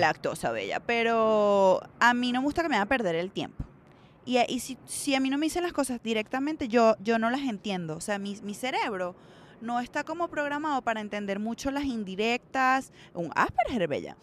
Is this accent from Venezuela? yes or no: yes; Venezuela; moved away; vengo de Venezuela